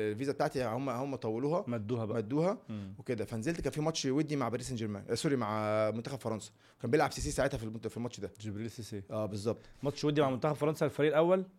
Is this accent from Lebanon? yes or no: no; Egypt; أنا مصري